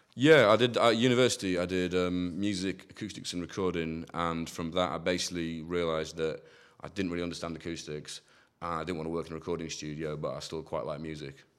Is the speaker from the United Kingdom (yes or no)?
yes; near Hull, Yorkshire and the Humber, United Kingdom; moved away as an adult; also born or lived in Manchester; now in Bristol, United Kingdom; I grew up near Hull in East Yorkshire